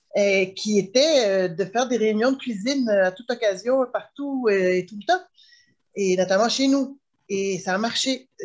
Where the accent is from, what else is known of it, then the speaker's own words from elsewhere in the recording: Quebec, Canada; je suis née ici au Québec et de parents très, très militants